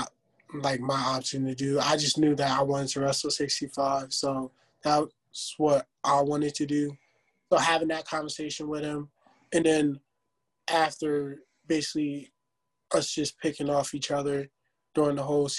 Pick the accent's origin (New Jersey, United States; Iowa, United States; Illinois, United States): New Jersey, United States; moved away as an adult; now in Virginia, United States; we're both from Jersey